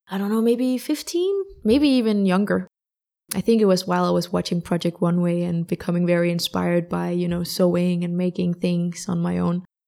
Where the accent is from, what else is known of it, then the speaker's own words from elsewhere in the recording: Denmark; also born or lived in London; I am from Denmark, born and raised in Denmark